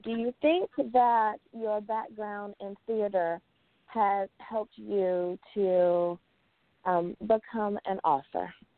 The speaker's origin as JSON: {"language": "English", "country": "United States", "said": "EUS of A, my home country"}